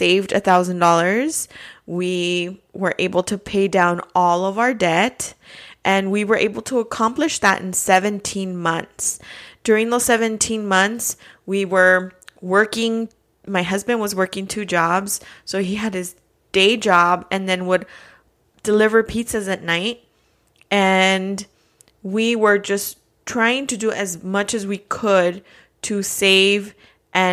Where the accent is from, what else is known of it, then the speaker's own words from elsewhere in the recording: Los Angeles, California, United States; moved away as an adult; now in Phoenix, United States; I am originally from East Los Angeles, California